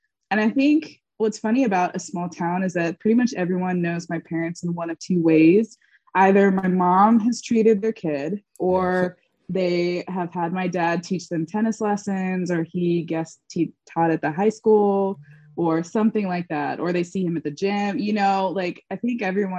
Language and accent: English; Laurel, Mississippi, United States; I grew up in Laurel, Mississippi, which used to be a very, very small town. And now it's kind of gotten a little bit bigger with HGTV shows and everything.